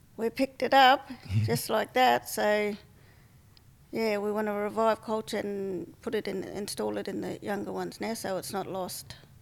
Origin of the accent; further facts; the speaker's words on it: Point Pearce, South Australia, Australia; now in Port Victoria, Australia; I come from Point Pierce, but I live at Port Victoria.